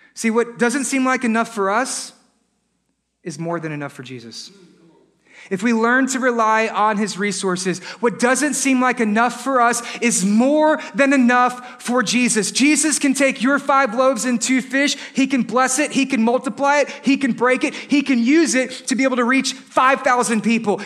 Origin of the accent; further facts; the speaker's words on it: Texas, United States; We're from Texas